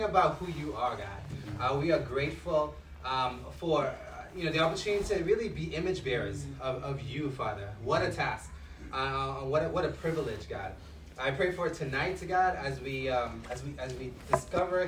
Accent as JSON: {"language": "English", "country": "Trinidad & Tobago", "tie": "born or raised there", "moved": "yes", "said": "my hometown"}